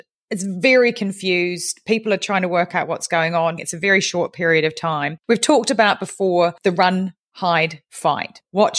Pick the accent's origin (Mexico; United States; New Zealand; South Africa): New Zealand